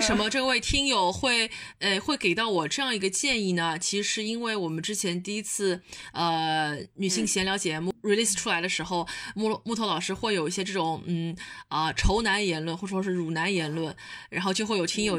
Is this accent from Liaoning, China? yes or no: no; Shanghai, China; accent: Shanghai Mandarin; 我这种上上海普通话可多了